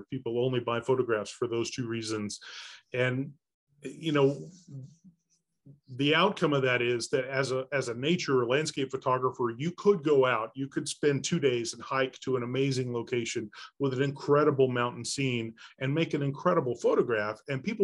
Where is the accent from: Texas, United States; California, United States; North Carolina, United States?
Texas, United States; moved away as an adult; now in Springdale, United States; I was raised in Texas, in Dallas-Fort Worth and in East Texas around Texarkana